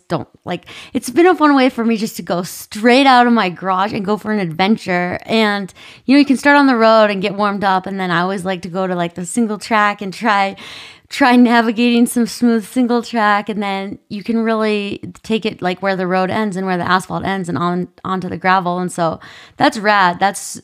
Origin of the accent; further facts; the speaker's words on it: Minnesota, United States; I grew up in Minnesota